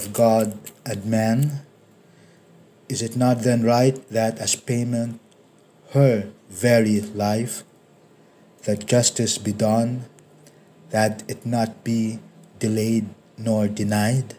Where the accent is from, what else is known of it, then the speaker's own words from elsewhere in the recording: Philippines; English is a second language; a continent away from my country, the Philippines.